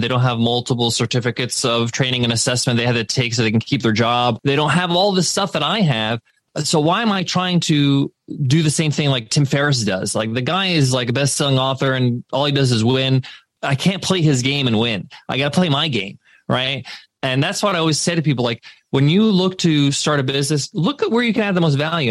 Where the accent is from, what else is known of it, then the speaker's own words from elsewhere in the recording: United States; I was born in the States, but we would go back to Egypt over the summer breaks